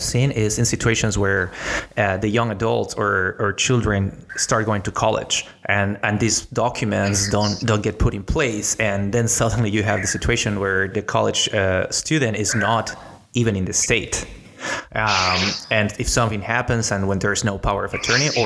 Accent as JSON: {"language": "English", "country": "Mexico", "moved": "yes", "lives_now": "Massachusetts, United States", "said": "I am from Mexico. They are in Mexico, my parents"}